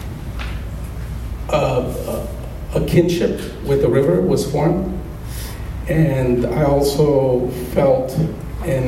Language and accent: English; Colombia; moved away; growing up as a child are spending time with my mom and my dad when we were all together in my hometown of Colombia